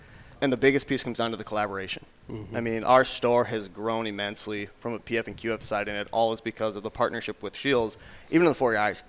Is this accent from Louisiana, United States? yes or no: no; Western Minnesota, United States; growing up in Western Minnesota